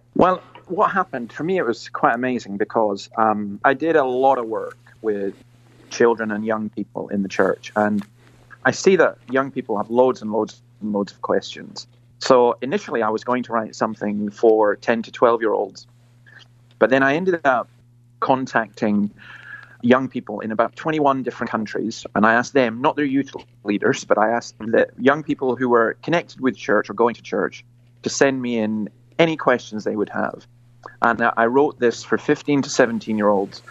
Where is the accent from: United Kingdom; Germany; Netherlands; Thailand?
United Kingdom; Scotland; moved away as an adult; now in Australia; I'm basically a Scottish Presbyterian minister